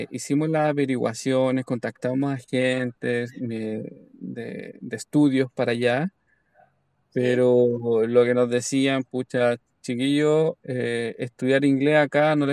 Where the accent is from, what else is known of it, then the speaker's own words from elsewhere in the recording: Chile; now in Australia; Que esto comienza, esta aventura comienza todo en Chile.